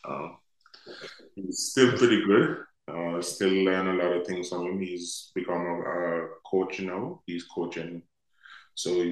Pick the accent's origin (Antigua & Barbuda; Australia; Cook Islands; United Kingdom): Antigua & Barbuda; Liberta, Saint Paul; growing up in Liberty